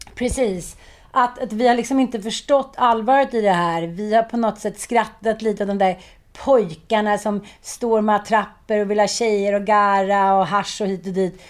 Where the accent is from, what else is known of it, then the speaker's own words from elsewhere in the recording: Stockholm, Stockholm County, Sweden; Jag är uppväxt i Farsta, eh, kallas för Knivfarsta